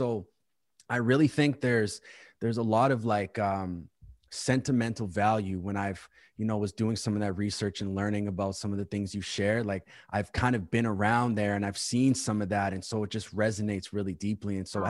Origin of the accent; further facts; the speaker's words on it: Winnipeg, Manitoba, Canada; I'm born and raised in Winnipeg.